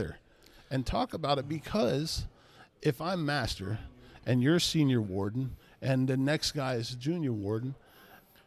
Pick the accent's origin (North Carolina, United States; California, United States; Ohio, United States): Ohio, United States; East Palestine; I'm from East Palestine